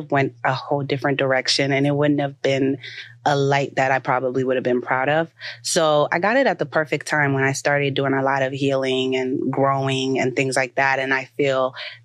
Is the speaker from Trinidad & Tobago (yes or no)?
no; Haiti; moved away; also born or lived in Port-au-Prince, Haiti; I grew up in Lagunav, Haiti, which was like very stereotypical, like the hut type of living